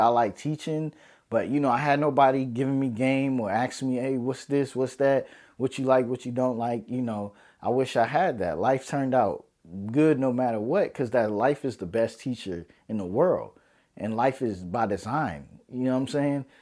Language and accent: English; New York City, New York, United States; moved away; also born or lived in Harlem, New York City; I'm from New York City, baby. New York City, I'm Brooklyn born, Brookdale Hospital